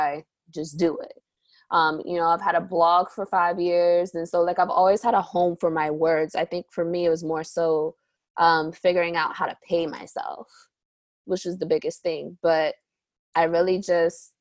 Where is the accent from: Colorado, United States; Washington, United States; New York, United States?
New York, United States; New York City; I'm from Harlem, New York.